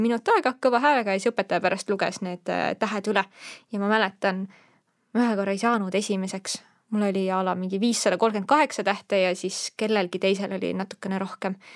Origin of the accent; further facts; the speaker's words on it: Estonia; also born or lived in Netherlands; ma olen eestlane